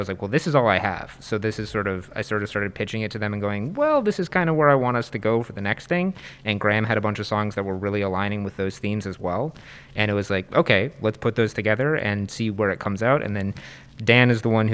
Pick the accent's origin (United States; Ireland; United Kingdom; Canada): Canada; Kitchener, Ontario; growing up in Kitchener specifically and like KW generally